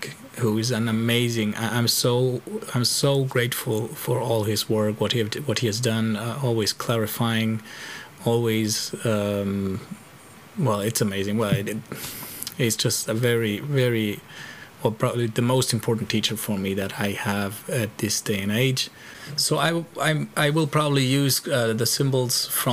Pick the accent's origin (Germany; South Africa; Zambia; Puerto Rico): Germany; English is a second language; now in Spain; I'm living in Spain, so I'm constantly between the three languages. I was born in Germany